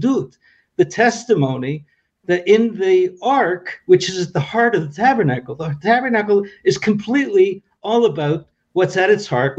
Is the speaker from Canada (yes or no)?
yes; Toronto, Ontario, Canada; now in Israel; You know, I made Aliyah. I came to Israel from Toronto, Canada.